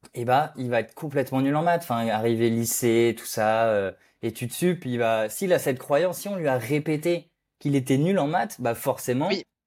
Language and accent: French; Brittany, France; un Breton